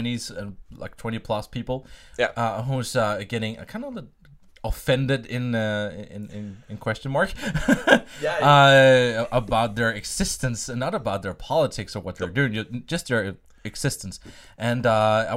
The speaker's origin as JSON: {"language": "English", "country": "Denmark", "tie": "born or raised there", "also_born_or_lived": "Sweden", "second_language": "English", "said": "I've lived and raised in Denmark since I was 4 years old."}